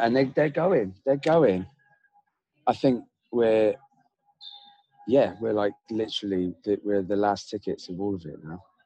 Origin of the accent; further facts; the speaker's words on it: Devon, South West England, United Kingdom; I grew up in Devon, which is like a village